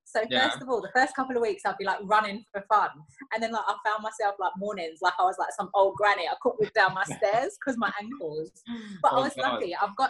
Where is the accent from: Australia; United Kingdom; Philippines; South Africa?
United Kingdom; London; when I was growing up in the East End of London, you know, there weren't much around me